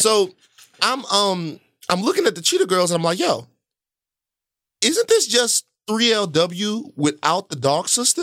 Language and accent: English; the South, United States; I'm from the South.